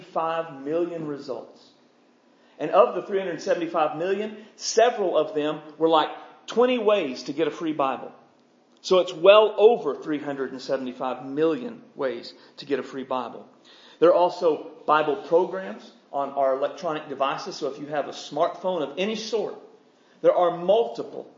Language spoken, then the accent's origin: English; United States; us as American Christians